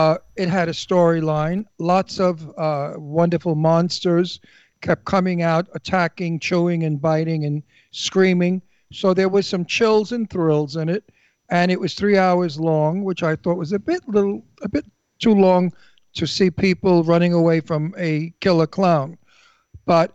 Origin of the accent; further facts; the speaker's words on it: New York City, New York, United States; I was brought up in Brooklyn